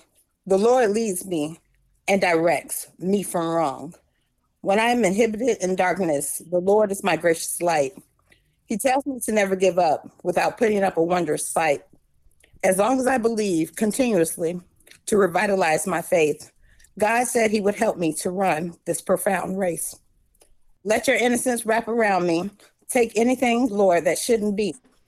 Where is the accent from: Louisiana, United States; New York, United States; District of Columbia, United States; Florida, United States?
Florida, United States; St. Augustine; In St. Augustine, Florida.